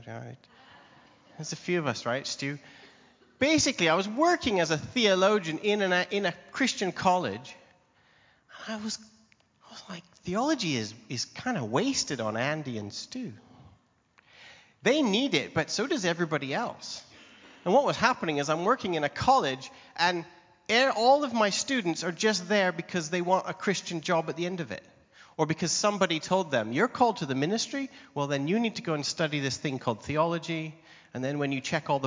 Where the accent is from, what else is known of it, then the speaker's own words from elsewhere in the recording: Canada; moved away as an adult; now in England, United Kingdom; I'm Canadian. I was visiting my home country